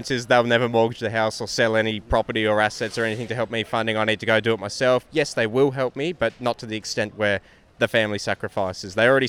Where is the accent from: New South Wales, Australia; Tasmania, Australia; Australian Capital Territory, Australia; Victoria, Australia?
Tasmania, Australia; I'm from Tassie.